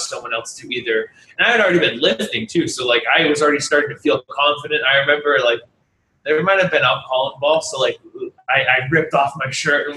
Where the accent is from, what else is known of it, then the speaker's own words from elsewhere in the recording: New Hampshire, United States; moved away as an adult; now in Los Angeles, United States; I grew up in New Hampshire